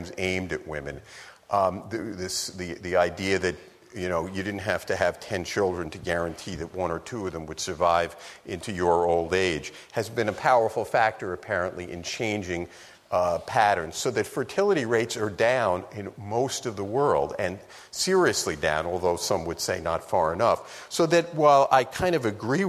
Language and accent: English; New York City, New York, United States; when I was a kid growing up in New York City